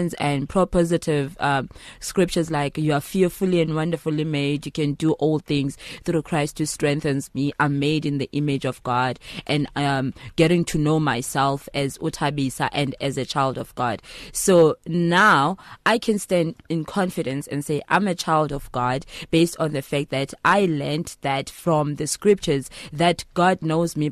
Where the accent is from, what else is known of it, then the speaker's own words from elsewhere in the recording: Mthatha, Eastern Cape, South Africa; now in Johannesburg, South Africa; I am from the Eastern Cape, Mthatha.